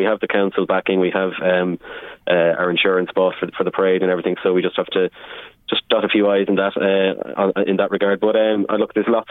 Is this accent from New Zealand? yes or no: no; Navan, Leinster, Ireland; I grew up in Navan.